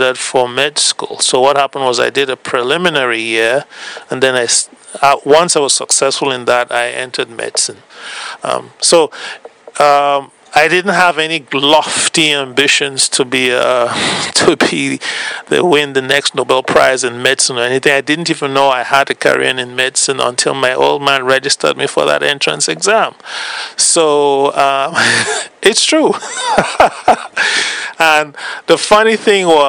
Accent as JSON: {"language": "English", "country": "Cameroon", "also_born_or_lived": "Nigeria / United States", "moved": "as an adult", "lives_now": "Canada", "said": "I am originally from West Africa. I now work in Canada."}